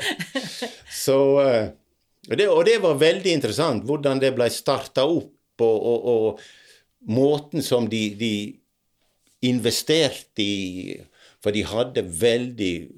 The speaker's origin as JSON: {"language": "Norwegian", "town": "Dale", "country": "Norway", "tie": "born or raised there", "said": "oppveksten på Dale"}